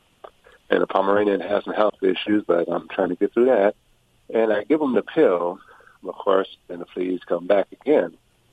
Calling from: Orange County, California, United States; I'm calling from Orange County, California.

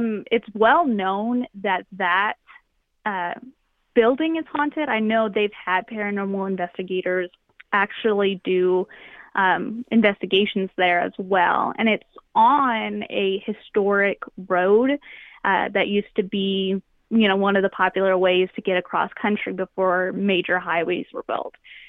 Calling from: Texas, United States; I'm in the panhandle, like up in the north.

